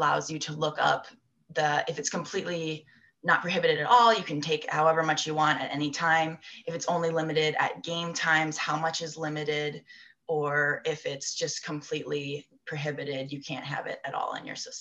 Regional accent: United States; moved away as an adult; also born or lived in Newcastle, United Kingdom; I'm from the States

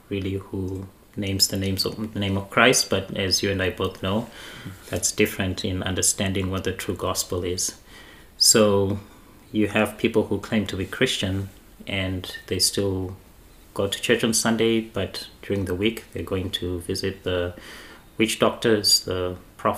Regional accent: Zimbabwe; I grew up in Zimbabwe in a family that was very religious.

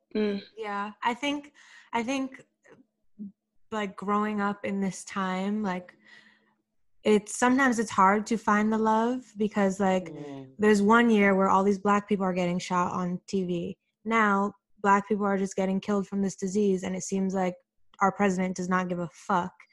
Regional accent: New York City, New York, United States; I'm from Flatbush, so very West Indian, like very embedded in me

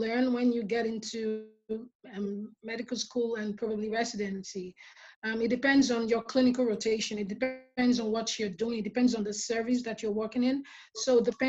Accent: Nigeria; moved away as an adult; now in Detroit, United States; growing up in Nigeria, one thing I liked about it was the community that we had

